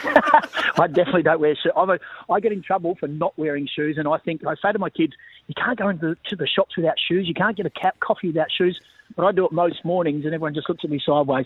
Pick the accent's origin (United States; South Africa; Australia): Australia; Bunbury, Western Australia; also born or lived in Melbourne; I was born in Bunbury in the south, so a couple of hours south of of, Perth